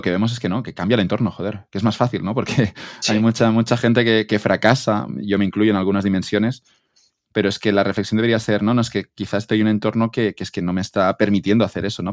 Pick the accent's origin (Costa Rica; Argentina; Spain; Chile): Spain